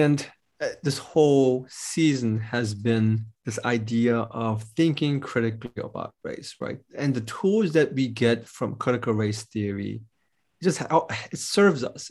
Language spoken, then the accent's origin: English; United States; I'm American